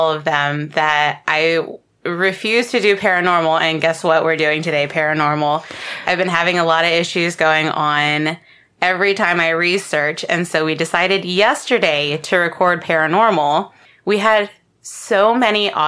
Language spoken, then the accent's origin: English; Baltimore, Maryland, United States